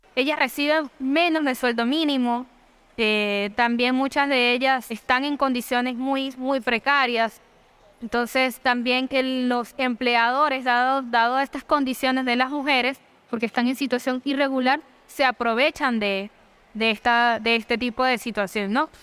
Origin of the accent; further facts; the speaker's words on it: Caracas, Capital District, Venezuela; moved away as an adult; also born or lived in Guatire, Venezuela; now in Peru; soy de Guatire, o sea, nací en Guatire, pero toda mi vida viví en Caracas